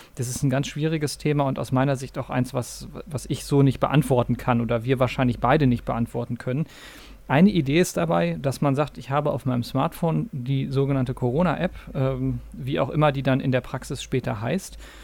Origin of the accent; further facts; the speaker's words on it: North Rhine-Westphalia, Germany; in diesem kleinen 15.000 Personen Örtchen, also wirklich kein, große, kein großer Ort in äh, Nordrhein-Westfalen in der Nähe von Münster, wo ich aufgewachsen bin